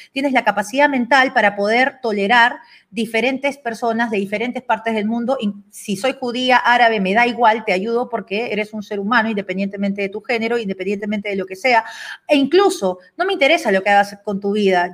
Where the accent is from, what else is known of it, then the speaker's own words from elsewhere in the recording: Peru; yo soy una peruana